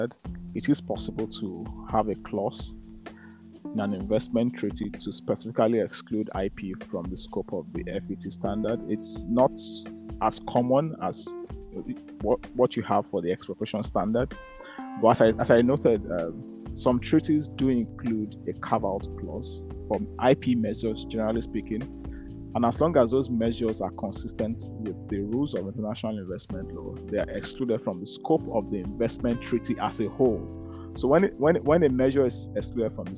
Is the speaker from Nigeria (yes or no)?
yes; Nigeria; now in Edinburgh, United Kingdom; when I was growing up in Nigeria